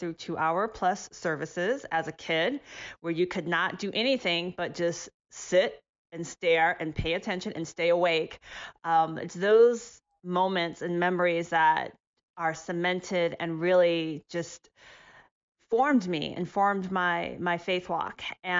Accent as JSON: {"language": "English", "region": "Ohio", "country": "United States", "tie": "born or raised there", "said": "growing up in Ohio, I went to a predominantly white church with my family. However, my grandparents in Southern Ohio, my maternal grandparents, they belonged to a small Baptist church."}